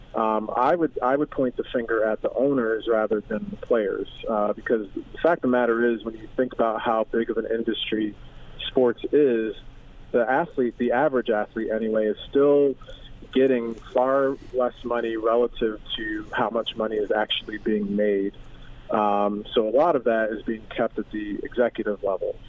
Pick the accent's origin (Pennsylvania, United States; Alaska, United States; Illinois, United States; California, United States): Pennsylvania, United States; Philadelphia; I grew up in Philadelphia